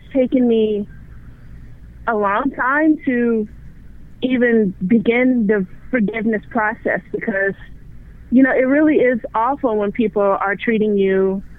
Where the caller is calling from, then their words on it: Texas, United States; I'm calling from Texas.